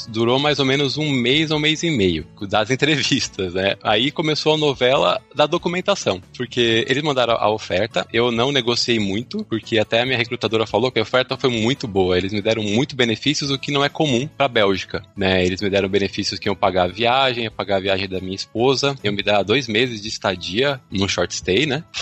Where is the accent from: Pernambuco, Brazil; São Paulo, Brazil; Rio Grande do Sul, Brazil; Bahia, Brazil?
São Paulo, Brazil; São Caetano do Sul; also born or lived in Fortaleza; now in Netherlands; Então, cara, eu sou meio nômade. Eu sou do ABC Paulista, de São Caetano do Sul. Sou sul-san caetanense